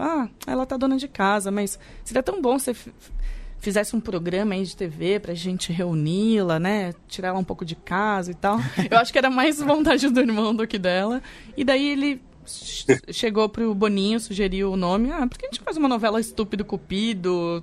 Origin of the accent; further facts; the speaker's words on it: interior of São Paulo, Brazil; eu fui criada, nascida e criada em São Paulo, né? No interior de São Paulo, na verdade